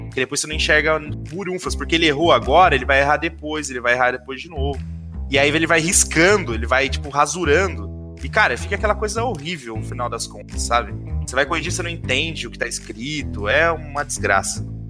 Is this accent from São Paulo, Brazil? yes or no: yes; Caraguatatuba, São Paulo, Brazil; Em Caraguá, eu cresci com a mesma molecada desde o ensino fundamental